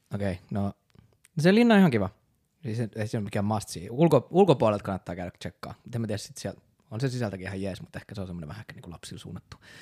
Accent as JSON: {"language": "Finnish", "town": "Raisio", "region": "Southwest Finland", "country": "Finland", "tie": "born or raised there", "accent": "Turku dialect", "moved": "as an adult", "lives_now": "Turku, Finland", "said": "Raision kaupungista kotoisia – sieltä itse asiassa ollaan meidän kitaristi Kasperin kanssa molemmat kotosi, ollaan käyty siellä samat yläasteet"}